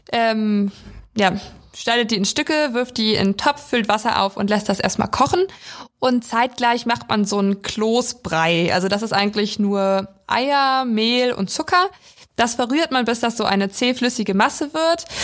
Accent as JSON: {"language": "German", "town": "Weisen", "region": "Brandenburg", "country": "Germany", "moved": "yes", "lives_now": "Schwerin, Germany", "said": "Also ich komme aus Weisen, das ist äh, ein 1000 Einwohner Dorf in, in der Prignitz"}